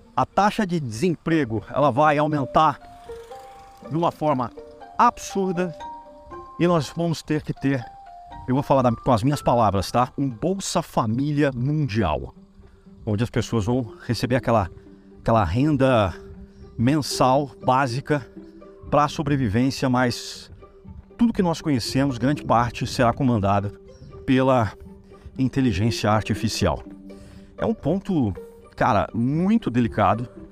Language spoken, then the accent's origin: Portuguese; Brazil; nós somos brasileiros